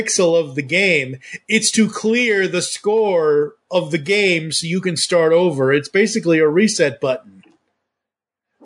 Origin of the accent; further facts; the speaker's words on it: Massachusetts, United States; I was born and raised in Massachusetts